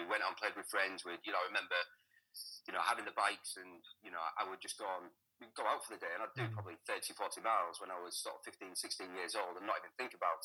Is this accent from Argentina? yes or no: no; Hull, Yorkshire and the Humber, United Kingdom; also born or lived in Selby; I grew up in Hull.